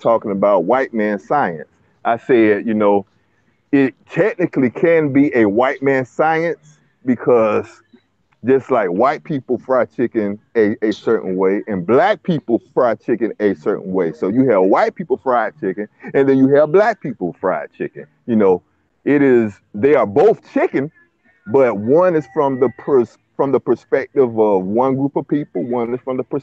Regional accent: Jacksonville, Florida, United States; I'm from Florida, Duval County.

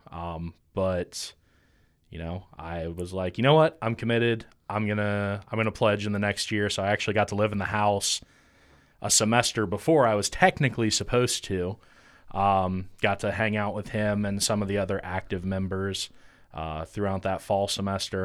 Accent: Chillicothe, Ohio, United States; I grew up in Chillicothe, or Pillicothe, for, for those that know where that's

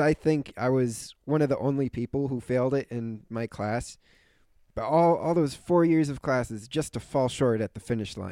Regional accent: Philadelphia, Pennsylvania, United States; also born or lived in Italy; I was born in Philadelphia

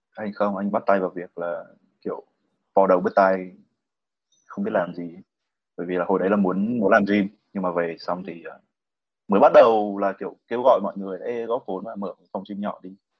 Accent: Hanoi, Vietnam; anh được sinh ra và lớn lên ở Hà Nội

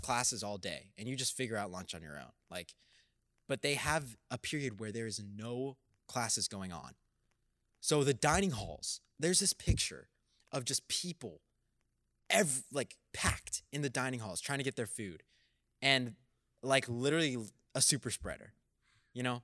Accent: Texas, United States; being a Texan

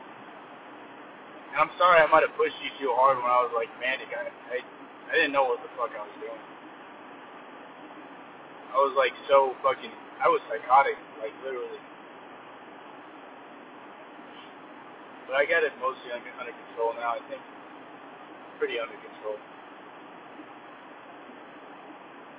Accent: California, United States; I'm from California

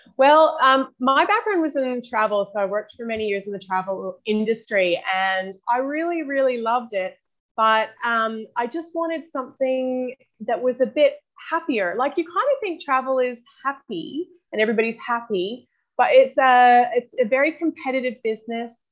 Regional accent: Canada; moved away as an adult; also born or lived in New Zealand; now in Australia; I'm originally from New Zealand, but grew up in Canada and I've uh, been in Australia now for 14 years

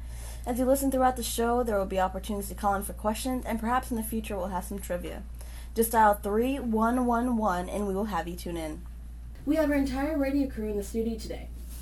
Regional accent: New York City, New York, United States; now in Thule, Greenland; And I'm from Brooklyn, New York, for those of you that already know me … 821st Spitz.

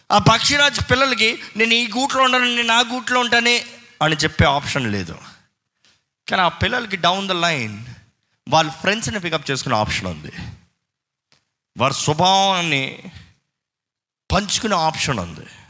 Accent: Tamil Nadu, India; moved away; చిన్నప్పటి నుంచి మేము తమిళనాడు కాబట్టి మాకు తమిళ్ ఫ్లూయెంట్

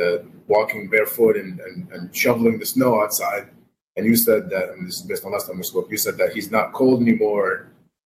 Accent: Iraq; moved away; I was raised in Iraq

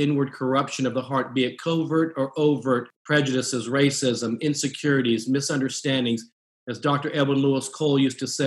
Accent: Japan; born there; I'm an American with Asian descent. I was born in Japan, mother was Japanese.

